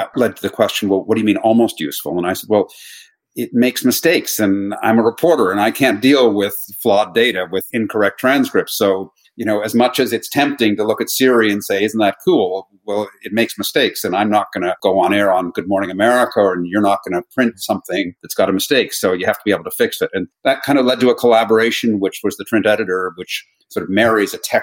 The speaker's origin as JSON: {"language": "English", "town": "Toronto", "region": "Ontario", "country": "Canada", "also_born_or_lived": "New York / Miami", "moved": "as an adult", "lives_now": "London, United Kingdom", "said": "I am actually Canadian. I haven't lived in Canada since 1997"}